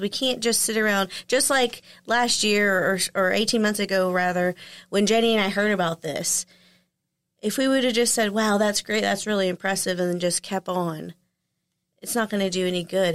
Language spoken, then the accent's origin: English; Texarkana, Texas, United States; born or raised there